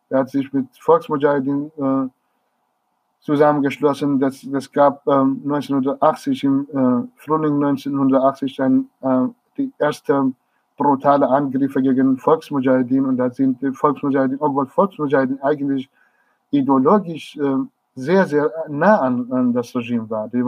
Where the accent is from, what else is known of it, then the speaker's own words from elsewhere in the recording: Marivan, Kurdistan, Iran; German is a second language; die Reproduktion des Lebens und des Alltags in, in Kurdistan, besonders in Senandaj, in Marivan, in meiner Heimatstadt und auch in anderen kleinen Städten, kurdischen Gebieten.